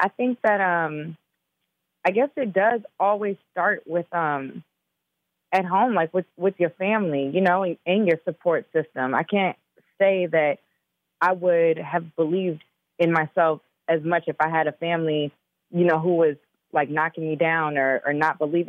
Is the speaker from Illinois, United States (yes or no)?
yes; Chicago, Illinois, United States; also born or lived in Minnesota; And I was born in Minnesota. So I know all about that cold. You know, I'm from Chicago, too.